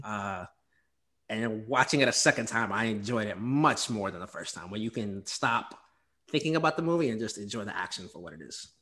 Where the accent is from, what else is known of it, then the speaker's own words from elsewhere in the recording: the South, United States; I'm from the South